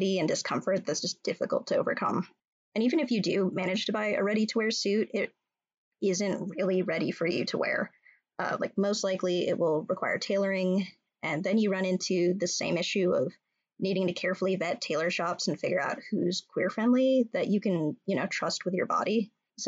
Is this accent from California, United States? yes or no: yes; California, United States; moved away as an adult; now in Minnesota, United States; I'm from California and I have a lot of ties to New York, but I've been a Midwestern, proudly Minnesotan queer for just shy of a decade now.